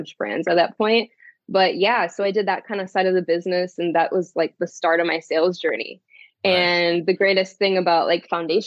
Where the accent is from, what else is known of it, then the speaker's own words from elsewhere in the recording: Onalaska, Wisconsin, United States; moved away as an adult; also born or lived in Florida; I am from Wisconsin. So there we go. There's where the Wisco comes from. Yeah, I grew up in Onalaska